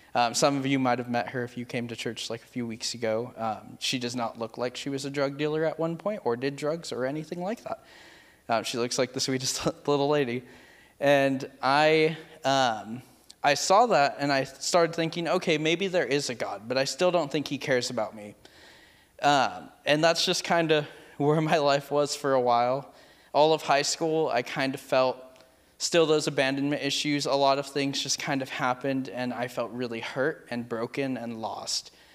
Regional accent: Merced, California, United States; I am originally from Merced, California.

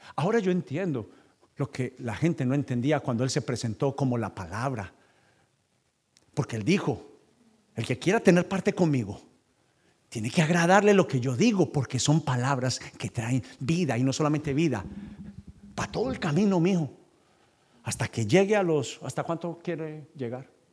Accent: Paisa, Antioquia, Colombia; moved away as an adult; now in United States; yo soy paisa, pastor y vendedor

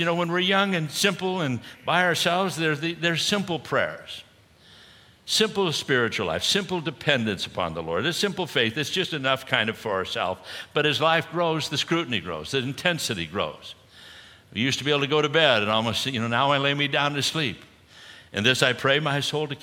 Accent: Southern California, United States; I grew up in Southern California, and you know, was a surfer like many others there at the time.

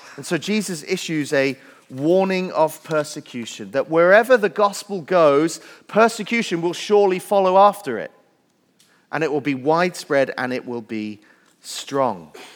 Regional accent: Wales, United Kingdom; moved away; I grew up in Wales where there are more sheep than people

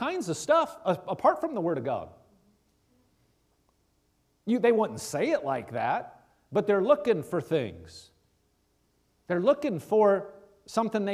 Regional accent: Nebraska, United States; I'm from Nebraska.

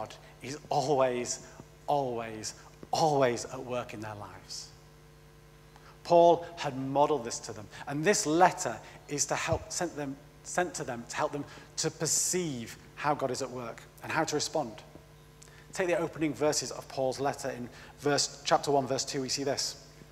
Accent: United Kingdom; I am British.

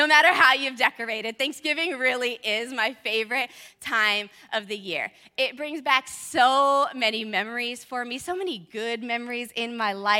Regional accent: California, United States; moved away; I grew up in California

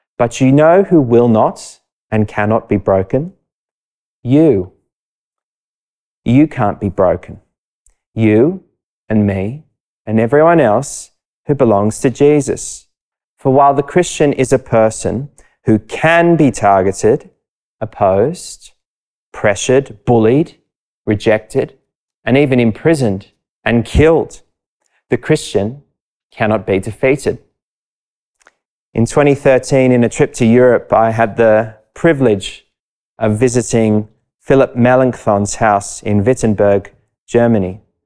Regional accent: Sydney, New South Wales, Australia; I grew up not far from Bronte Beach

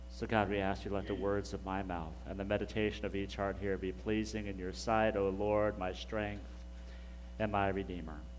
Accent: Hutchinson, Kansas, United States; now in Garland, United States; I grew up in Hutchinson, Kansas, so I'm, I'm a Kansas boy

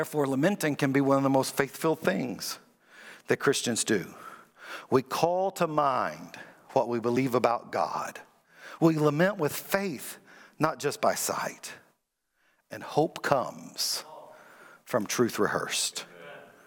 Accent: Kentucky, United States; also born or lived in Springfield, Missouri / Iowa; now in Virginia Beach, United States; I grew up in Kentucky where we had basketball and we never heard of football. Then I moved to Iowa.

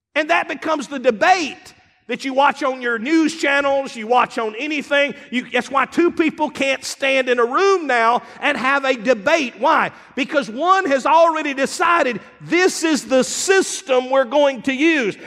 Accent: Eupora, Mississippi, United States; also born or lived in Starkville, Mississippi; I grew up in Upora, Mississippi. I grew up in, around Starville.

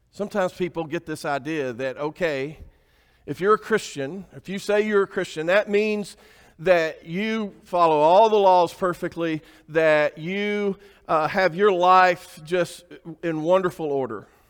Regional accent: Alabama, United States; I grew up in Alabama

